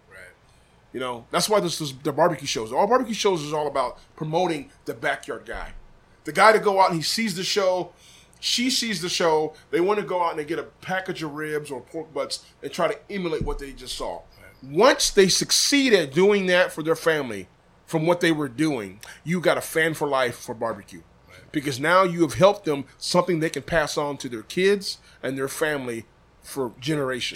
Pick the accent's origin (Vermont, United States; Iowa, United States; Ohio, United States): Iowa, United States; Des Moines; I'm from Iowa